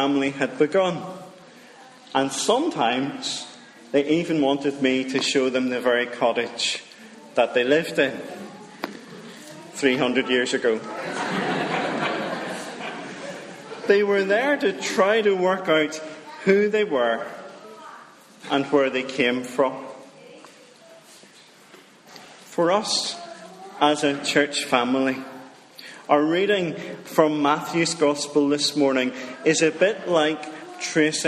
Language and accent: English; Dromore, Northern Ireland, United Kingdom; moved away as an adult; also born or lived in Fermanagh; now in Richhill, United Kingdom; I'm from Dromore. Now, that's the real Dromore in County Down, not the fake Dromore in County Tyrone